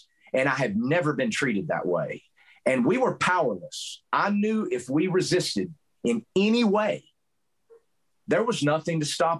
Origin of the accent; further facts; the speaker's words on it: Southern US, United States; accent: southern; I can't hide the fact that I'm not from Montana because of my southern accent.